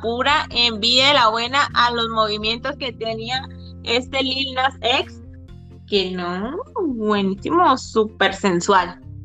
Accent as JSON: {"language": "Spanish", "town": "Mazatlán", "region": "Sinaloa", "country": "Mexico", "moved": "yes", "lives_now": "Guadalajara, Mexico", "said": "soy de Mazatlán, Sinaloa, pero estoy viviendo en Guadalajara, Jalisco"}